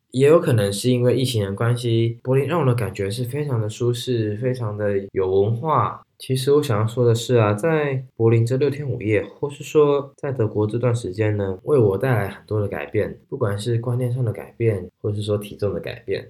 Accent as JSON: {"language": "Chinese", "country": "Taiwan", "tie": "born or raised there", "moved": "as an adult", "lives_now": "Germany", "said": "尤其我是从台湾的体制所长大，一心把课业为重"}